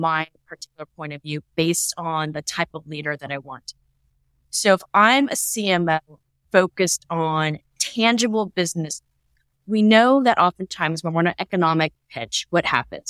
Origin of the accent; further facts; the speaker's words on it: Silicon Valley, California, United States; also born or lived in New York City; I was kind of born and bred in Silicon Valley